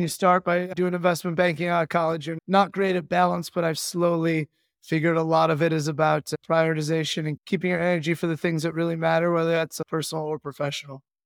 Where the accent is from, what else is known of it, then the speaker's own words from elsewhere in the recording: Chicago, Illinois, United States; moved away as an adult; we're from Chicago, went to school out east